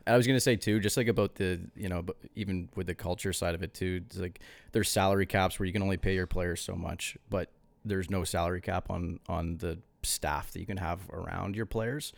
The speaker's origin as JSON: {"language": "English", "region": "East Coast", "country": "Canada", "said": "we're from the East Coast, too."}